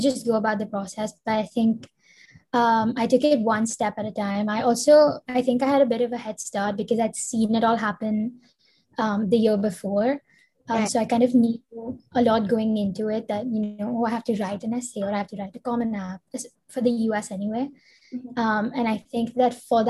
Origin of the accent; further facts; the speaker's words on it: India; I'm from India. I live in Mumbai right now